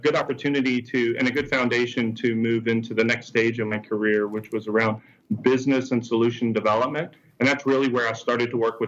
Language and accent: English; Lafitte, Louisiana, United States; I grew up in Lafitte, Louisiana, which is a small fishing community about 20 miles south of New Orleans